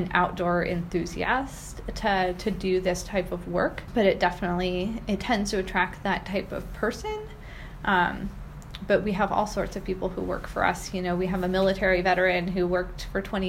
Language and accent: English; Pacific Northwest, United States; growing up in the Pacific Northwest